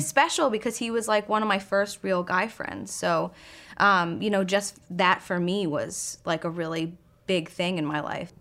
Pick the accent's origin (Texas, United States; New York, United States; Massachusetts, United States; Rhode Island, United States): Massachusetts, United States; Boston; I am from Boston. Um, I grew up right outside the city